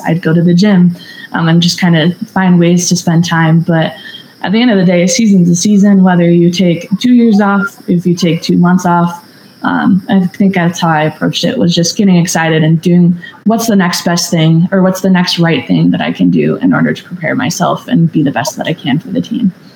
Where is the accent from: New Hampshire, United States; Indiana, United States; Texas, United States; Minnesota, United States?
Minnesota, United States; moved away as an adult; growing up in Minnesota